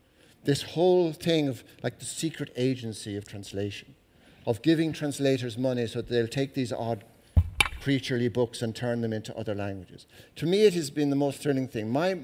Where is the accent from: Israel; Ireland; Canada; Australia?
Ireland; as an Irish person